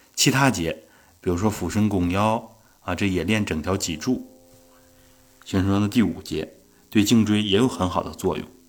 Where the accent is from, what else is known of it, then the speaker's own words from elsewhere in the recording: Northeast China, China; 我们东北的一句土话，啊，叫“更更脖儿”